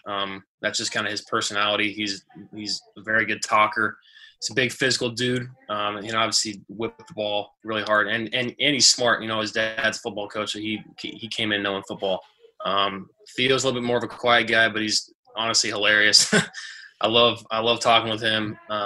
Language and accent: English; Seattle, Washington, United States; moved away; also born or lived in Arizona / Michigan; I was born in Seattle, so I was a fan of the Seahawks growing up, and then I moved to Arizona